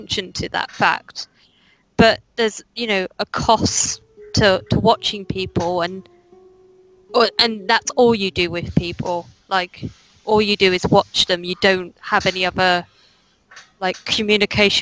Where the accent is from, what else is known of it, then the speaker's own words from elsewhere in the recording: England, United Kingdom; It's just me being English.